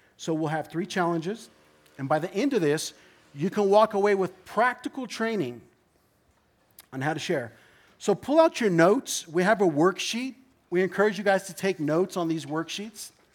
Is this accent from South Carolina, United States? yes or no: no; Orange County, California, United States; I am from Orange County